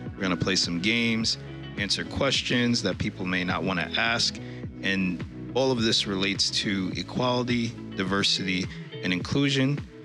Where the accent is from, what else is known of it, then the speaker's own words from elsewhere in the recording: New York, United States; now in Vermont, United States; Originally, I was born and raised in New York